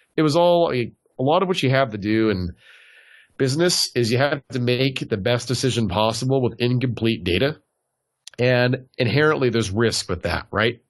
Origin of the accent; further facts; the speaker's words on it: Southern California, United States; also born or lived in Tennessee; I'm from Southern California originally